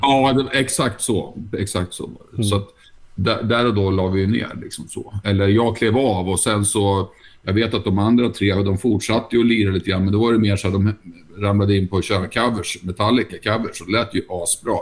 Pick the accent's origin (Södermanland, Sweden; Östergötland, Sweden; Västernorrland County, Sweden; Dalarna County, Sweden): Södermanland, Sweden; Nyköping; hemma i Nyköping